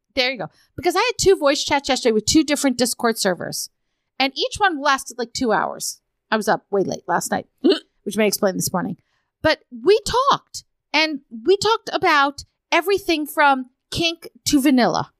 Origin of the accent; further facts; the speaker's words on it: Arizona, United States; I'm from Arizona